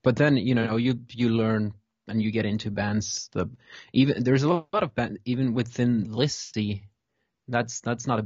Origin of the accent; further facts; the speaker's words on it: Stavanger, Rogaland, Norway; I'm from Stavanger